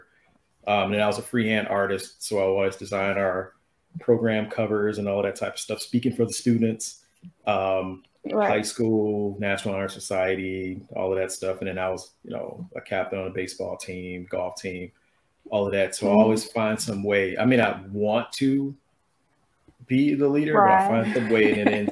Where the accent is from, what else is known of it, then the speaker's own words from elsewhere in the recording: Detroit, Michigan, United States; moved away as an adult; also born or lived in Colorado; now in Chicago, United States; born and raised in Detroit